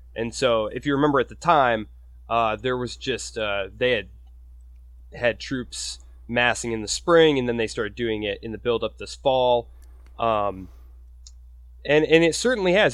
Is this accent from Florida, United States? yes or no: no; Michigan, United States; I come from Michigan